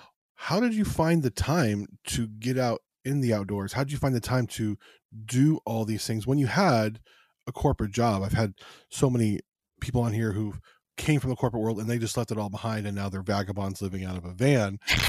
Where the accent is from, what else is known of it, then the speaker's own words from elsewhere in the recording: Las Vegas, Nevada, United States; also born or lived in California; I'm a city kid. I grew up outside of Los Angeles and then in Las Vegas.